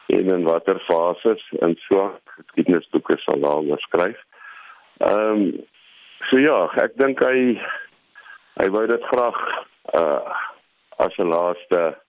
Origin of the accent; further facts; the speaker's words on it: South Africa; ons as Suid-Afrikaners